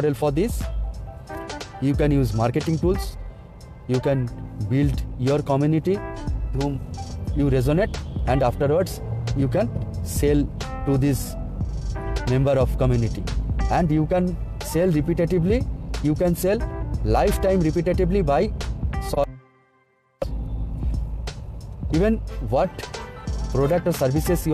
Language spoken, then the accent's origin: English; India; from India